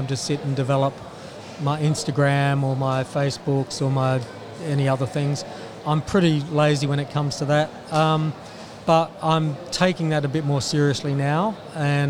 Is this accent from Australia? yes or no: yes; Adelaide, South Australia, Australia; now in Melbourne, Australia; I grew up in Adelaide.